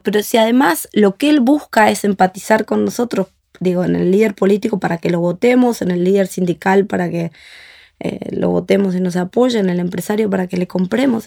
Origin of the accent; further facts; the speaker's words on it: Argentina; nosotros como argentinos